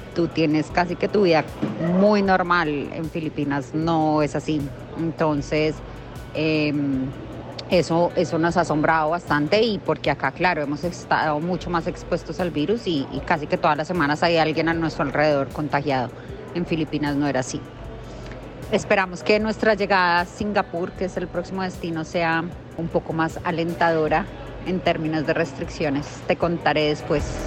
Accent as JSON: {"language": "Spanish", "country": "Colombia", "also_born_or_lived": "Manila, Philippines", "moved": "as an adult", "said": "estando en Colombia por fin después de casi tres años de no poder venir y no poder ver a nuestras familias"}